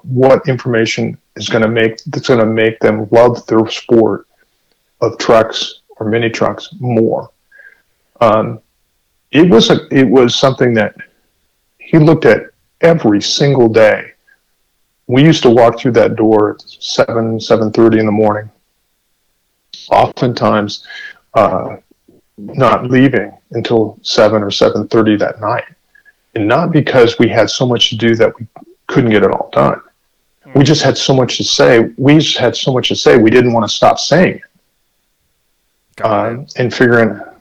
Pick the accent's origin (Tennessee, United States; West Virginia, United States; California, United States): California, United States; La Mesa; I grew up in La Mesa